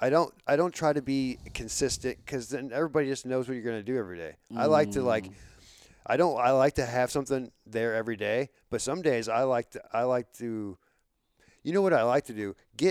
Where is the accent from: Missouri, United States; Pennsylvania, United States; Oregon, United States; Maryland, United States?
Missouri, United States; Florissant; Like I don't know anything about our like the downtown St. Louis. I'm from North County. I'm from Florissant, and I like the only time I ever started going downtown is when I had a job down there.